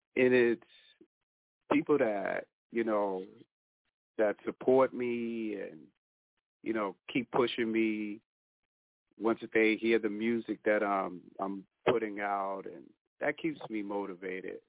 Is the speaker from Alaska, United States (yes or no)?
no; Boston, Massachusetts, United States; I grew up in Boston